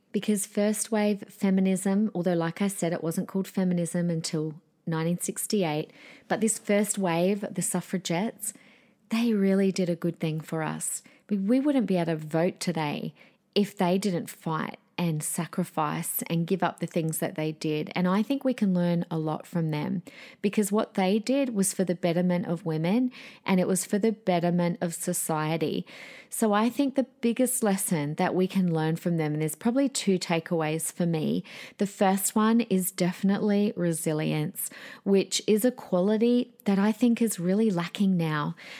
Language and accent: English; Adelaide, South Australia, Australia; My hometown, South Australia, shout out Adelaideans